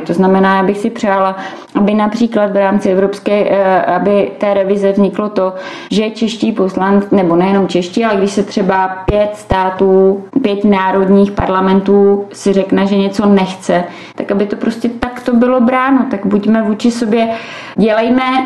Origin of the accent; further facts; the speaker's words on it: Czechia; my, jako Češi